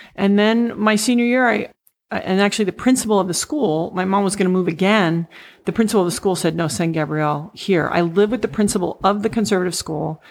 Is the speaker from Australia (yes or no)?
no; U.S. Virgin Islands; moved away; also born or lived in Puerto Rico / Saint Thomas; eventually I really grew up in the Virgin Islands.